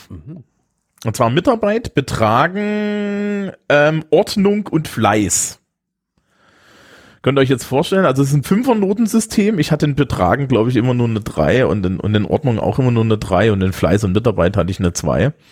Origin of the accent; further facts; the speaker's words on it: Eisenach, Thuringia, Germany; Ich bin ja Ossi. Mhm. Und habe tatsächlich auch ein paar DDR-Zeugnisse bekommen.